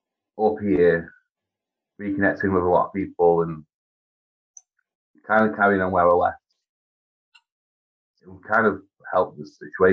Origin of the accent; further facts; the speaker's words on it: Crewe, North West England, United Kingdom; also born or lived in Devon; being a northern lad, I just wanted to come back home.